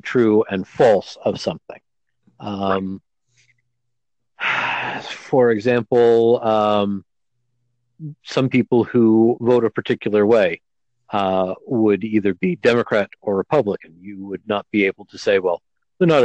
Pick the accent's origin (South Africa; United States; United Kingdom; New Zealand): United Kingdom; Scotland; being Scottish myself